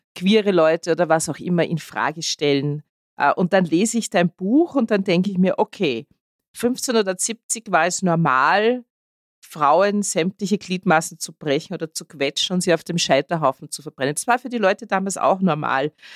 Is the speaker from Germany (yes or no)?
no; Austria